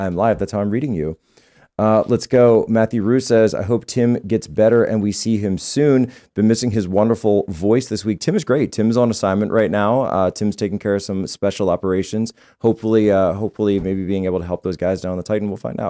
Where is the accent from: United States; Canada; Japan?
Canada; The future seems bleak to me as a Canadian.